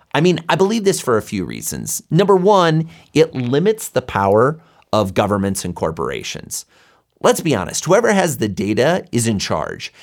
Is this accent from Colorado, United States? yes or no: yes; Boulder, Colorado, United States; my hometown of Boulder, Colorado